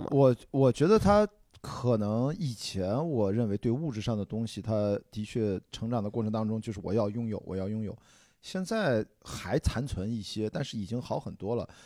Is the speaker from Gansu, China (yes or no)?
no; Qingdao, Shandong, China; 我们山东人，我再清早长大，从小就有生吃大葱、 生吃蒜头的习惯